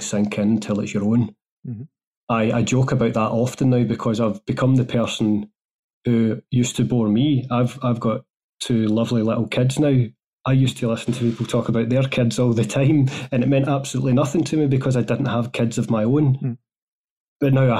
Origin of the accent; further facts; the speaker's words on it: Glasgow, Scotland, United Kingdom; moved away as an adult; also born or lived in Germany / United States; I'm from Glasgow in Scotland originally. That's where I've circled back to as well. So I was born in Glasgow, raised there